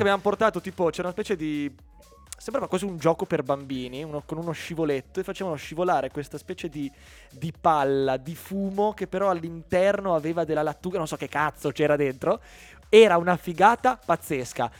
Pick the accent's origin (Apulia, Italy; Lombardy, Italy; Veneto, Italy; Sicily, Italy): Lombardy, Italy; Mantua; io vengo da Mantova